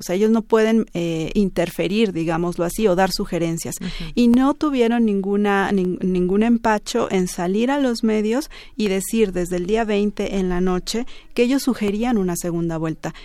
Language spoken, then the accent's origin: Spanish; Bolivia; nos igualó como bolivianos